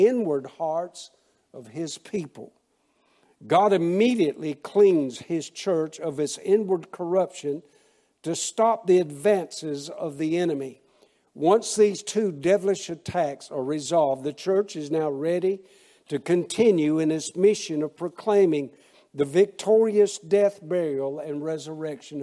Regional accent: Waycross, Georgia, United States; In 1988, I started a church in my hometown of Waycross, Georgia

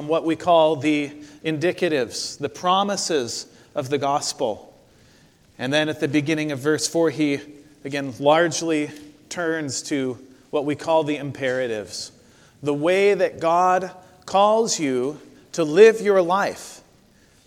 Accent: Corvallis, Oregon, United States; my hometown of Corvallis, Oregon

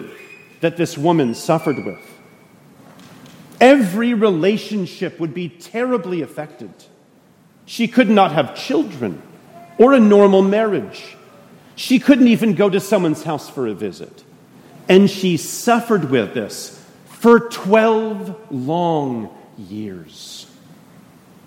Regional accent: Canada; moved away as an adult; now in United States; I'm a Canadian

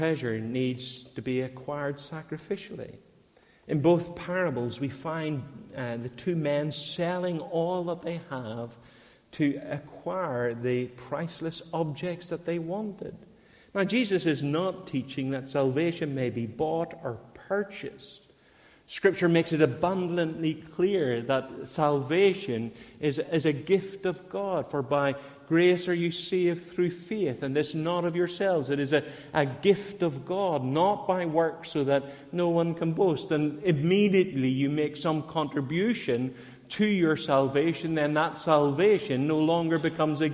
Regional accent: Northern Ireland, United Kingdom; I was born in Northern Ireland, because I infrequently attended a Christian church, that I was a Christian.

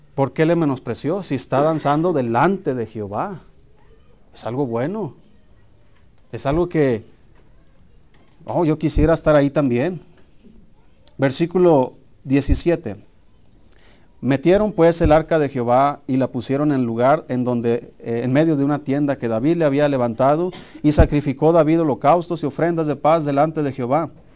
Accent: Hermosillo, Sonora, Mexico; yo recuerdo cuando era niño, eh, en Hermosillo jugábamos fútbol en la calle.

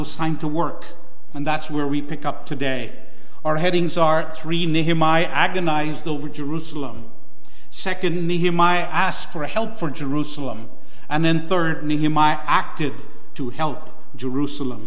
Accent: Guyana; moved away; my home country, Guyana

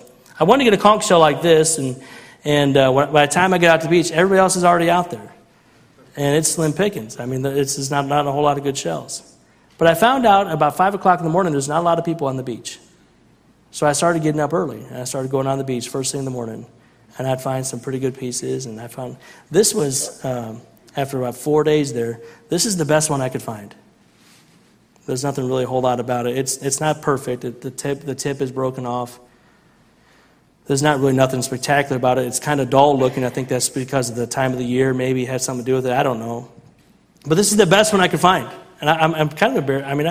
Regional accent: Central Illinois, United States; growing up in Central Illinois

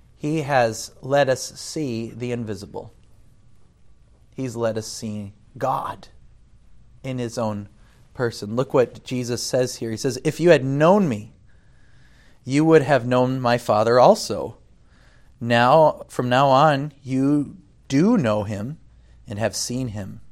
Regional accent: United States; moved away; as an American

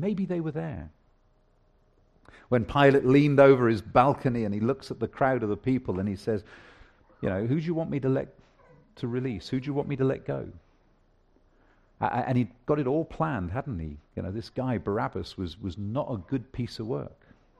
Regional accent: South West England, United Kingdom; In the small villages that I grew up in Somerset along the Polden Hills, there was three or four of them nestled at the bottom of the hills overlooking the Somerset Levels.

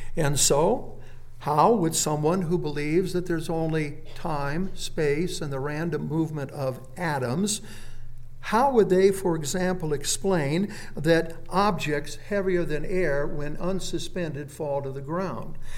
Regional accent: Phoenix, Arizona, United States; I was born and raised in Phoenix, Arizona, right in the center of the town, and I went to Phoenix West High School.

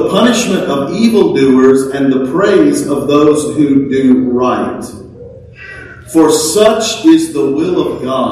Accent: Texas, United States; we're American, right? We're even Texans

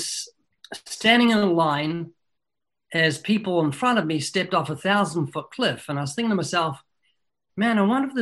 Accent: New Zealand; moved away as an adult; now in United States; I was born twice in New Zealand

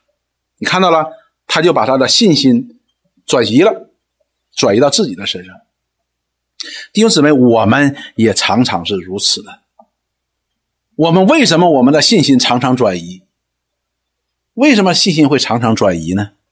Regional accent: China; 我们中国人追求一个境界，这个境界叫什么呢？叫泰山崩于前而色不变。

